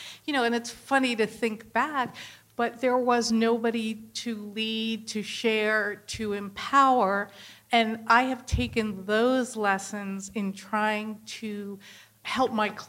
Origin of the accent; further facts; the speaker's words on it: the North, United States; moved away; also born or lived in New York; I grew up in the North.